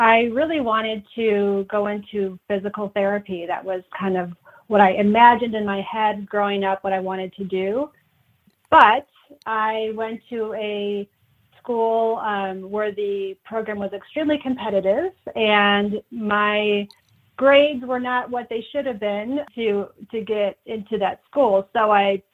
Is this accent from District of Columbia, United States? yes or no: no; Wisconsin, United States; moved away as an adult; now in Idaho, United States; I'm originally from Wisconsin.